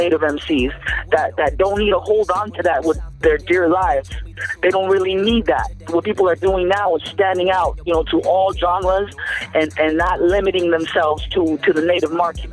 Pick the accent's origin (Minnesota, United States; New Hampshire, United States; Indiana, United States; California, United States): California, United States; Los Angeles; I'm born and raised in Los Angeles